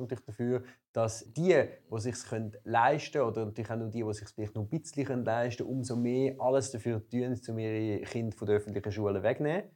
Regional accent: Volketswil, Zurich, Switzerland; Volkenzwil, wo ich herkomme

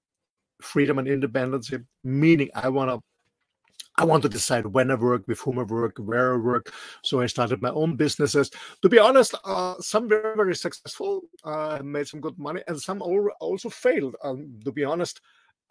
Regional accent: Austria; English is a second language; moved away as an adult; also born or lived in Mallorca; I'm raised and born in a small country in the middle of Europe, in Austria

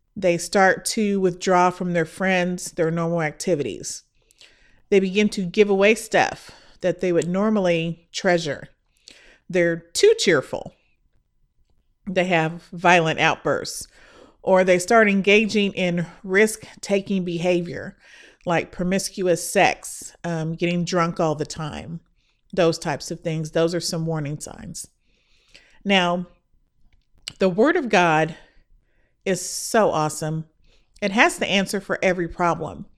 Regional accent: Midwest, United States; now in Texas, United States; I am a girl from the Midwest

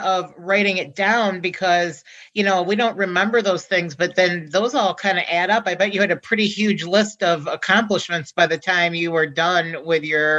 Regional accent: Midwest, United States; I'm from the Midwest, mm-hmm. They say pop.

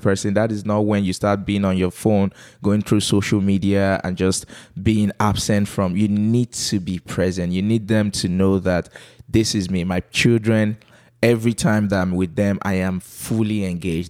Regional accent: Calabar, Cross River, Nigeria; accent: Calabar; moved away as an adult; So here's my Calabar accent

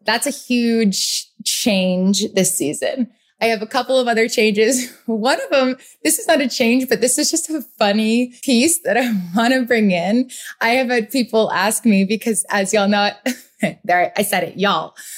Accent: Rhode Island, United States; also born or lived in Boston; now in New York City, United States; I am from the Northeast, born and raised in Rhode Island, lived in Boston, now New York City

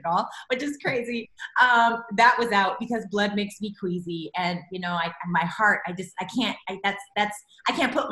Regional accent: Regina, Saskatchewan, Canada; moved away as an adult; now in Los Angeles, United States; I'm a Canadian raised girl. I was raised in Regina, Saskatchewan

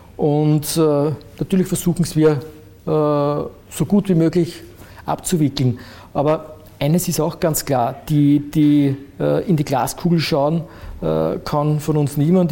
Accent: Frauenkirchen, Burgenland, Austria; also born or lived in Eisenstadt; now in Vienna, Austria; Ja in Frankirchen aufgewachsen

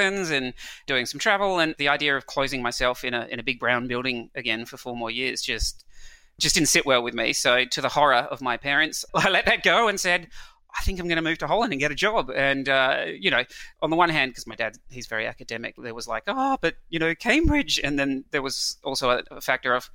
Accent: Adelaide, South Australia, Australia; moved away as an adult; also born or lived in New Zealand / Europe; I then grew up for the next 20 years in a small town, relatively small town, called Adelaide, which is in South Australia.

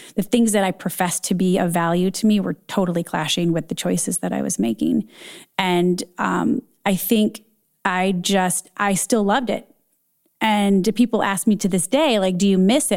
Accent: Michigan, United States; moved away as an adult; also born or lived in Dayton, Ohio / Cincinnati, Ohio / Chicago; born and raised in Michigan

